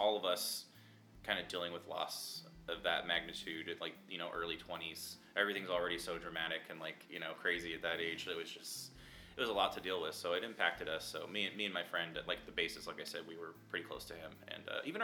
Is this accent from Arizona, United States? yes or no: yes; Tempe, Arizona, United States; we grew up in Tempe, so Corona del Sol